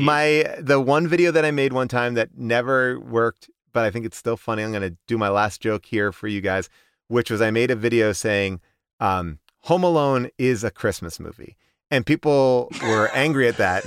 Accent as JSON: {"language": "English", "area": "Long Island", "region": "New York", "country": "United States", "tie": "born or raised there", "said": "I grew up in Long Island"}